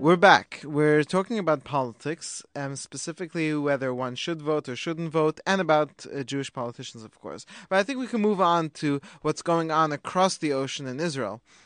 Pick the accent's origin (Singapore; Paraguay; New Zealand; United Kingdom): United Kingdom; England; now in United States; me being English